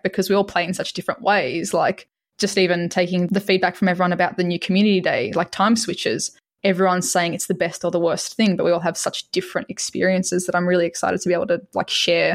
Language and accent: English; Australia; from Australia